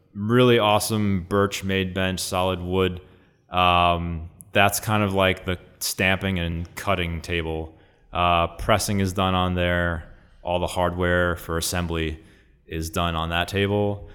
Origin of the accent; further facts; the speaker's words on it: New York, United States; I was born and raised here in New York, in Astoria